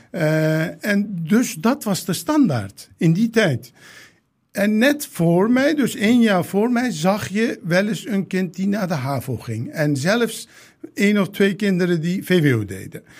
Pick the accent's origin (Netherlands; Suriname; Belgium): Netherlands; 's-Hertogenbosch, North Brabant; Dutch is a second language; moved away as an adult; also born or lived in Turkey / The Hague; ik ben in Den Bosch opgegroeid